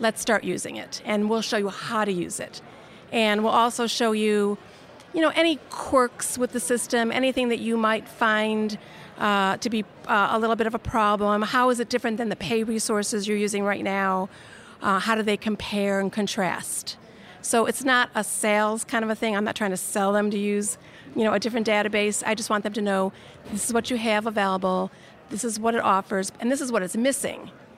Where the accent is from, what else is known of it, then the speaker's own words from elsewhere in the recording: Chicago, Illinois, United States; moved away as an adult; also born or lived in Los Angeles; So I am from Chicago, Illinois, originally. This is my hometown where I'm sitting. And I moved to Los Angeles in 1985.